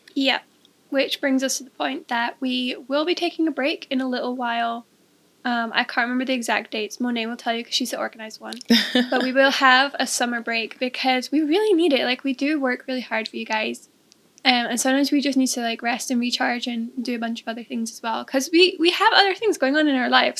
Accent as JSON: {"language": "English", "region": "Scotland", "country": "United Kingdom", "tie": "born or raised there", "also_born_or_lived": "England", "accent": "Scottish", "said": "in Scotland when I was about five. So I have lived most of my life here."}